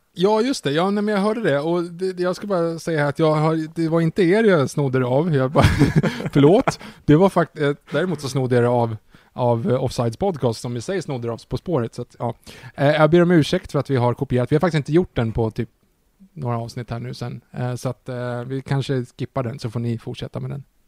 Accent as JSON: {"language": "Swedish", "country": "Sweden", "said": "man som svensk"}